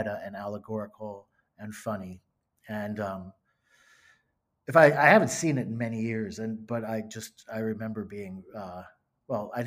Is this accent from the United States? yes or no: yes; Closter, New Jersey, United States; I grew up in northern New Jersey, in Bergen County, in a town called Closter